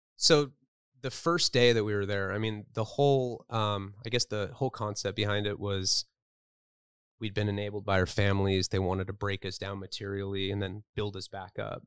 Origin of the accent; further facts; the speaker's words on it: Santa Barbara, California, United States; I grew up in Santa Barbara, California